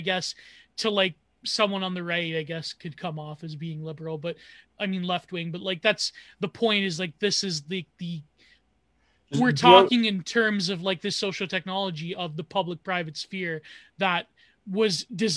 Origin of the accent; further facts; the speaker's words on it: Canada; I am a product of fucking Canadian multiculturalism because, well, not really. I mean, when my Italian ancestors came here